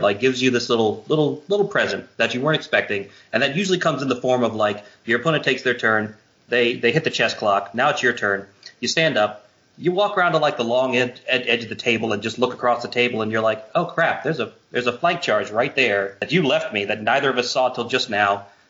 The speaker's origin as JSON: {"language": "English", "region": "Virginia", "country": "United States", "also_born_or_lived": "California", "moved": "as an adult", "said": "I'm originally from Virginia, but uh, I lived in uh, California for about seven years, and then moved back to the East Coast just a, just a couple of years ago"}